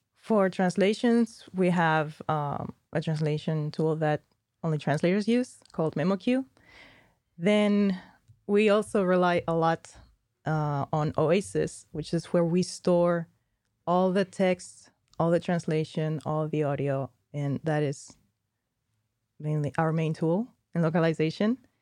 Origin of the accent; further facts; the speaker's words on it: Spain; moved away; I'm from Spain, we don't do dialects